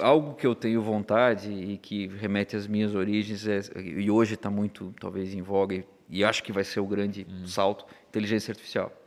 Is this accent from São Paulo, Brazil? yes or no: no; Blumenau, Santa Catarina, Brazil; eu sou de Blumenau